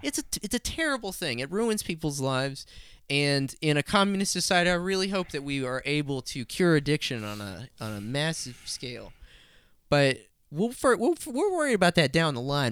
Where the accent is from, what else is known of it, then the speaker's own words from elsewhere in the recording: Hobbs, New Mexico, United States; I'm from Hobbs, New Mexico